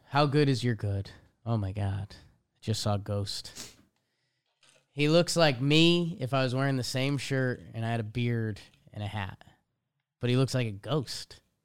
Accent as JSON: {"language": "English", "region": "East Coast", "country": "United States", "said": "We're from the East Coast"}